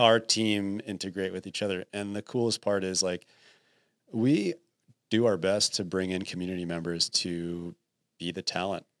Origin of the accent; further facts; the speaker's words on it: New Jersey, United States; moved away; also born or lived in Texas; I grew up in New Jersey